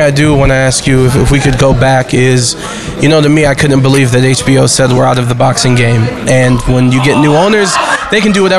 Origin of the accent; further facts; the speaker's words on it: Cleveland, Ohio, United States; now in Las Vegas, United States; I'm a kid from Cleveland, Ohio, who spent way too much time listening to sports radio, WTAM in Cleveland, Ohio.